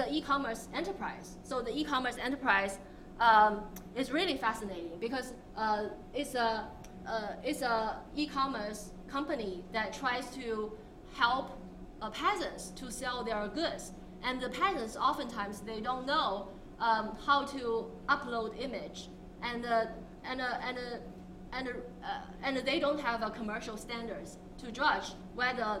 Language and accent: English; Hangzhou, Zhejiang, China; I'm from Hangzhou, and anyone who visited Hangzhou knows that it's a city that hosts Alibaba